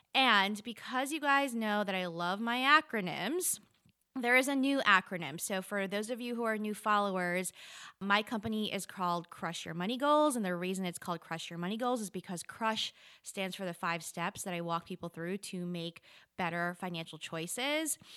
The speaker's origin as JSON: {"language": "English", "town": "New York City", "region": "New York", "country": "United States", "tie": "born or raised there", "also_born_or_lived": "Charlotte, North Carolina", "moved": "yes", "lives_now": "Asheville, United States", "said": "I grew up in New York City"}